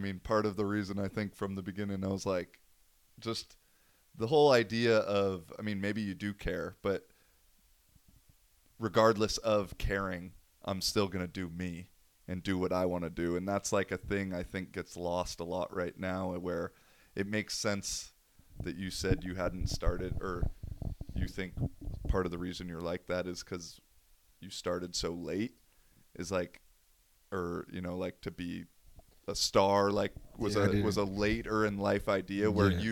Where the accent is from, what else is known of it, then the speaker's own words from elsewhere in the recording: Seattle, Washington, United States; I'm from Seattle